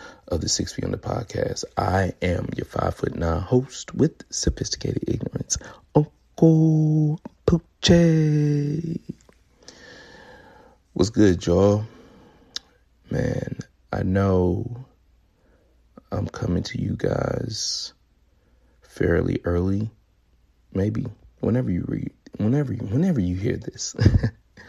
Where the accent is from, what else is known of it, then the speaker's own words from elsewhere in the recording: Memphis, Tennessee, United States; moved away; where I'm from, Memphis, Tennessee, to visit my family